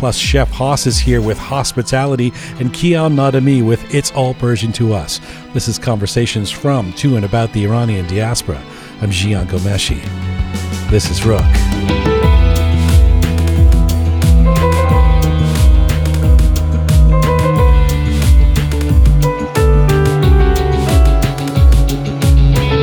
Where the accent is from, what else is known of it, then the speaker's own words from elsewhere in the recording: Canada; as a Canadian